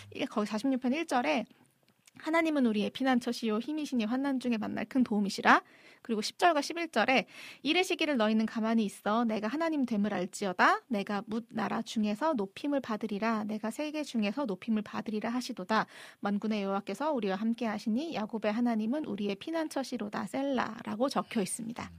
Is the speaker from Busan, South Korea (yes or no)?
no; Seoul, South Korea; 전 서울 사람이거든요.